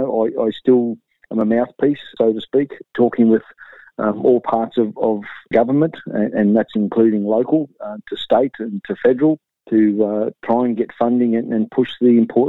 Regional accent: Gold Coast, Queensland, Australia; also born or lived in Rockhampton; born and bred on the Gold Coast, and then through work commitments with my father, we ended up in Rockhampton when I was about 10 or 12.

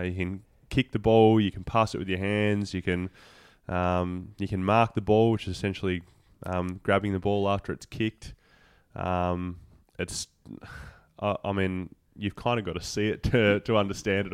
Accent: Devonport, Tasmania, Australia; moved away; I grew up in Devonport, which is at the the top of the state.

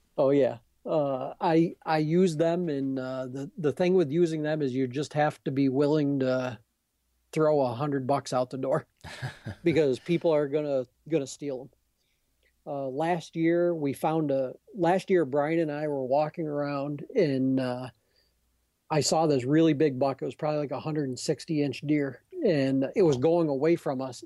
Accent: Adirondacks, New York, United States; I'm from the Adirondacks

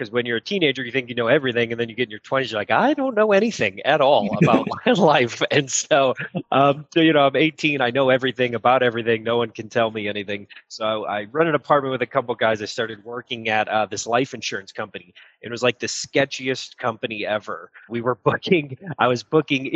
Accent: Illinois, United States; also born or lived in Texas / Florida / Arizona; I grew up living in Illinois

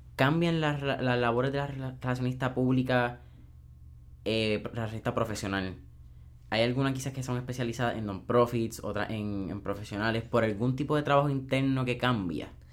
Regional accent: Puerto Rico; como puertorriqueños, tenemos una identidad mixta de inglés y español a nivel de vocabulario, en nuestro querido Spanglish

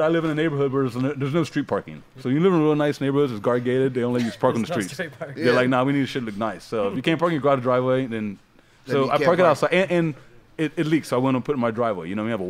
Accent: Ohio, United States; I grew up in Ohio where I didn't know I was black.

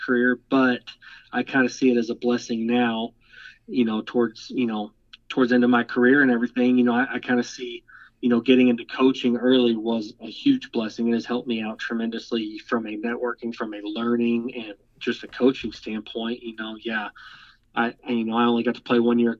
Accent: Amarillo, Texas, United States; now in Nacogdoches, United States; I grew up in Amarillo, Texas

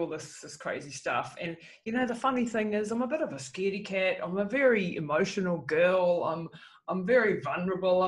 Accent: New Zealand; And so I grew up in New Zealand in the 70s

